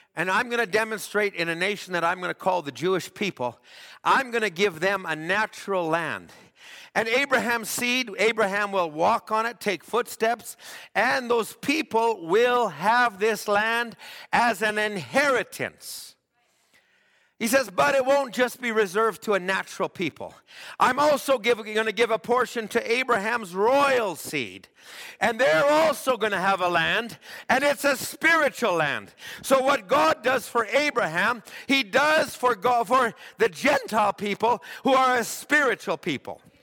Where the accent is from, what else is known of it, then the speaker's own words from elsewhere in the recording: Alberta, Canada; I grew up in Alberta